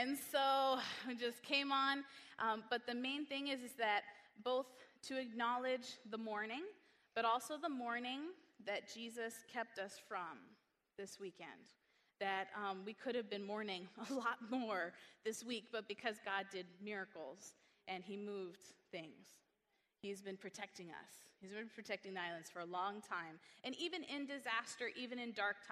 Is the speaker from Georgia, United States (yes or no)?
no; Northern California, United States; moved away; also born or lived in Hawaii; I was born in Northern California